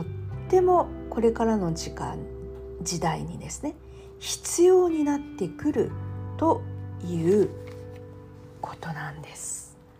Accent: Japan; 私たち日本人日本で生まれた日本で育った日本人

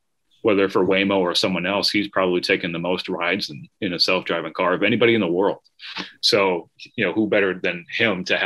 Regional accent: Massachusetts, United States; I'm from Massachusetts. There's a big highway here called the Mass Pike

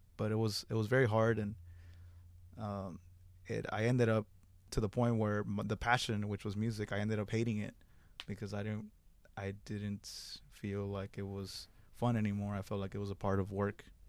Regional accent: Houston, Texas, United States; I am from, I was raised in Magnolia, which is near, in, here in the East End

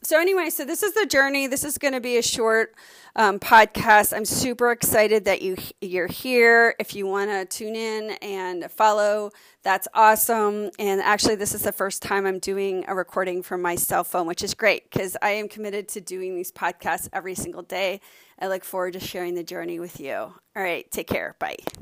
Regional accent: Miami, Florida, United States; I grew up sailing in Miami

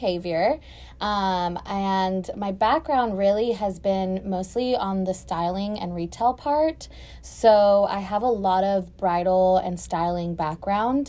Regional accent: the Rio Grande Valley, Texas, United States; now in Houston, United States; a fellow Valley person

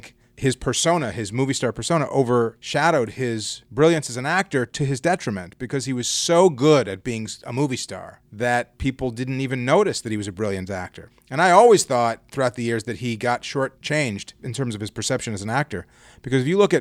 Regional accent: Chicago, Illinois, United States; when I was a kid growing up in Chicago

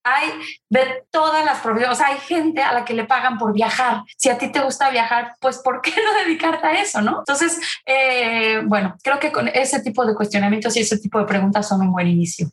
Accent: Puebla, Mexico; moved away; also born or lived in Zurich, Switzerland; soy una, mexicana poblana. Fui una niña siempre muy, muy activa

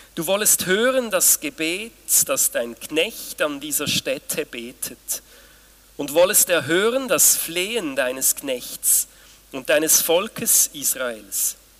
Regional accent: Switzerland; bei uns in der Schweiz

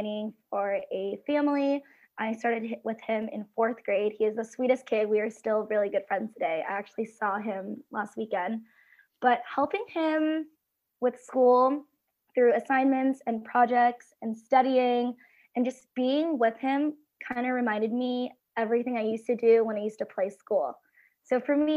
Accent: California, United States; I am from California

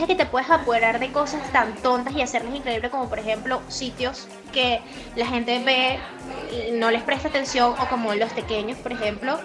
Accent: Venezuela; nosotros como venezolanos

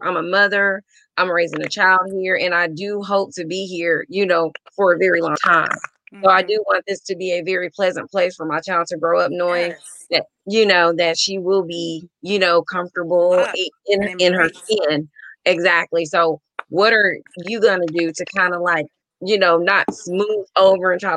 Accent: Jasper, Texas, United States; moved away; Jasper, Texas, big town.

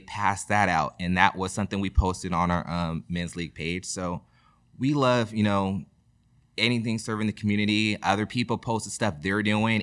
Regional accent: Rosemont, California, United States; I'm proud, you know, to be from Rosemont. I went to Rosemont High School.

